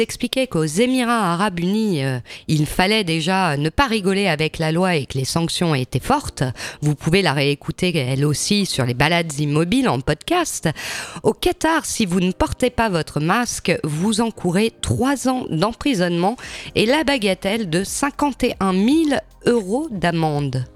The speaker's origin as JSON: {"language": "French", "country": "France", "said": "chez nous, en France"}